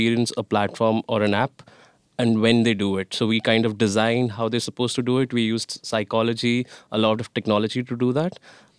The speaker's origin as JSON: {"language": "English", "town": "New Delhi", "region": "Delhi", "country": "India", "said": "I'm from New Delhi, India."}